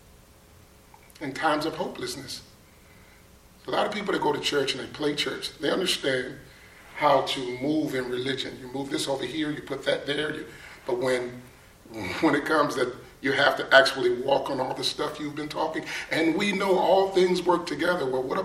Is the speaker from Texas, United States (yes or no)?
no; Buffalo, New York, United States; moved away as an adult; I'm originally from Buffalo, New York. I grew up with 7 sisters and 4 brothers